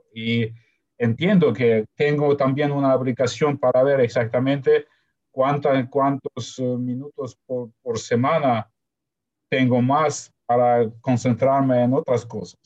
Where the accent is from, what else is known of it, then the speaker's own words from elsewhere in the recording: Ukraine; first language Russian; Spanish is a second language; yo nací en Ucrania